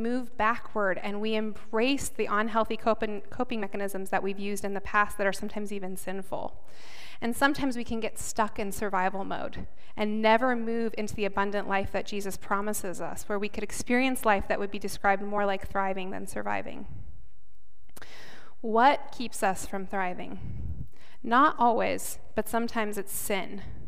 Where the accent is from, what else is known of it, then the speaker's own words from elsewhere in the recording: South Dakota, United States; moved away; also born or lived in Chicago; I grew up in South Dakota, which is mostly an agricultural community